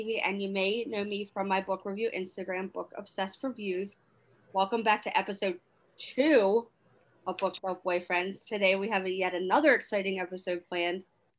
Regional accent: Maryland, United States; I'm the Northern because I'm from Maryland.

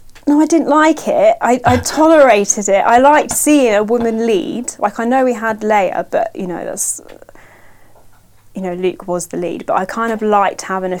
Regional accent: Crawley Down, South East England, United Kingdom; accent: northern; Well, so I was born in Crawley Down, but my mum and dad are both half Welsh, but my dad's dad was from Manchester. Is from Manchester.

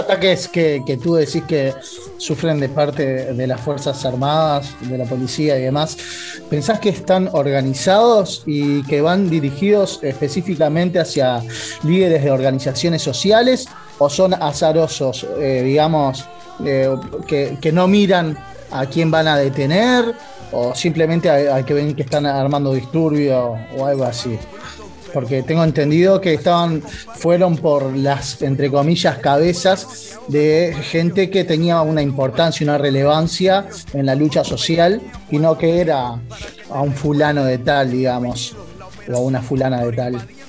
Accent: Uruguay; nuestro deseo como pueblo uruguayo

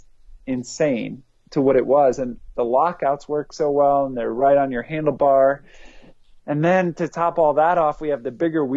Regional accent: East Coast, United States; I grew up on the East Coast, where it was rocky and rooty

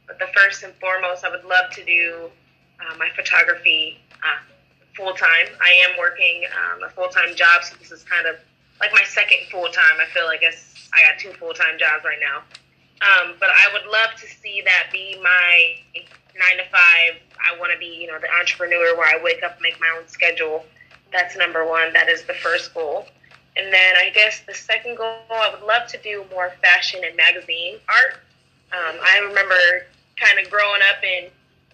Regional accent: Canton, Ohio, United States; born or raised there; moved away as an adult; now in Cleveland, United States

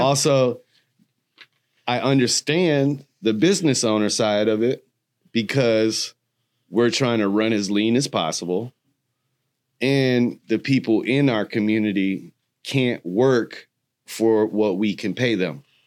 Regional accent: Milwaukee, Wisconsin, United States; I'm from Milwaukee, Wisconsin

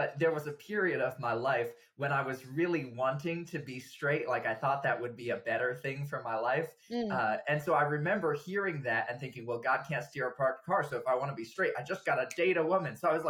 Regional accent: Java, Indonesia; now in United States; Java from when I was 3 to when I was 18 years old. So a good solid 15 years. I have no memories of growing up in the States, just life in Indonesia.

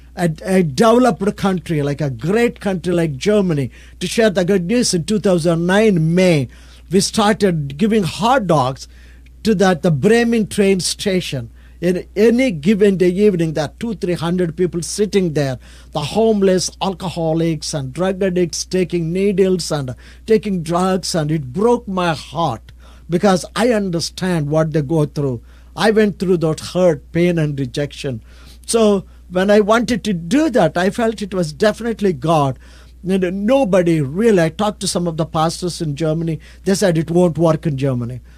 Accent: India; I'm from India, I'm a pastor from India

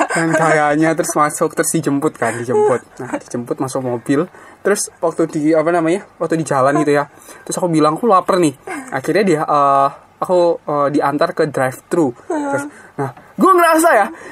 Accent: Blitar, East Java, Indonesia; Gue dari SD sampai SMA gue ngerasa kesantuyan orang Blitar

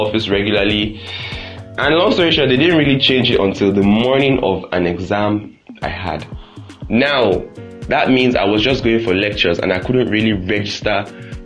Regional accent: Nigeria; I am Nigerian students. Nigerian students is me

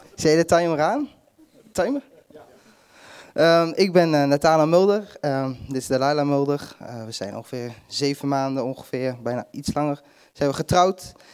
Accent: Hardenberg, Overijssel, Netherlands; ik ben geboren en getogen in Harde Hardenberg

